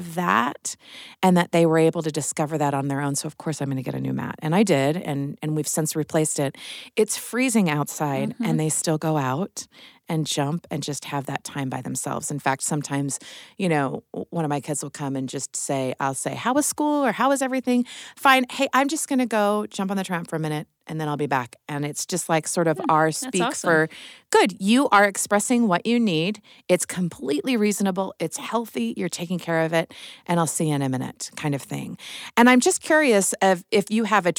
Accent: Midwest, United States; moved away; I'm from the Midwest

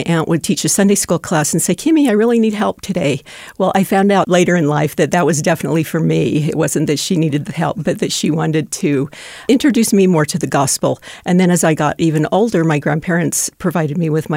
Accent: Salt Lake City, Utah, United States; I was born and raised in Salt Lake City.

